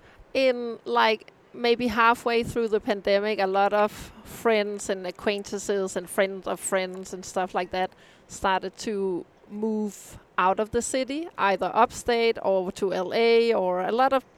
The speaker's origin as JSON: {"language": "English", "town": "Copenhagen", "region": "Capital Region of Denmark", "country": "Denmark", "tie": "born or raised there", "moved": "as an adult", "lives_now": "United States", "said": "I'm born and raised in Copenhagen. My parents live in Copenhagen NV."}